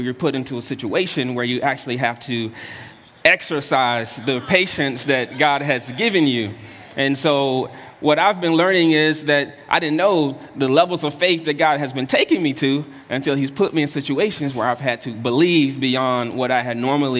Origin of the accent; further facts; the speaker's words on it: North Carolina, United States; I'm from the South, from North Carolina, and that's how I grew up.